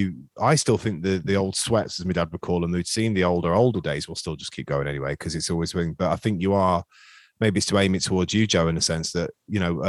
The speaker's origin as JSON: {"language": "English", "town": "Skegness", "region": "East Midlands", "country": "United Kingdom", "tie": "born or raised there", "said": "growing up in Skeg, everyone supported bloody Liverpool"}